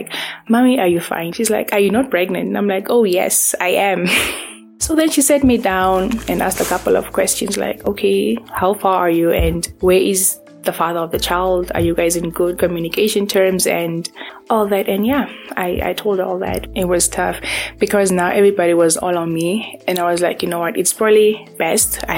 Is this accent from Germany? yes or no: no; Windhoek, Khomas, Namibia; I was born here. We grew up in Windhoek